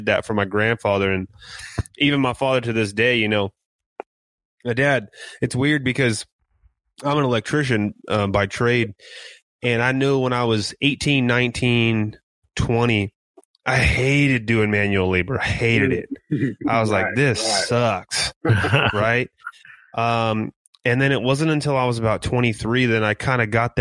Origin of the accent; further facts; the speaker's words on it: San Bernardino, California, United States; moved away; I grew up in San Bernardino.